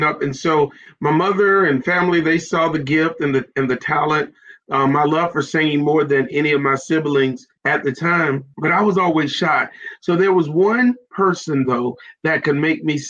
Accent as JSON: {"language": "English", "region": "South Carolina", "country": "United States", "said": "I am from South Carolina. I'm a Carolina guy, and I'm so excited to be from South Carolina"}